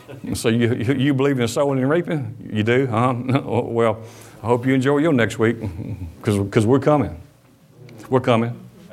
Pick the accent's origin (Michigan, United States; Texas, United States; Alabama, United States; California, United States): Michigan, United States; Detroit; born there; I was born in Detroit, Michigan. Been here been here for a while. First grade.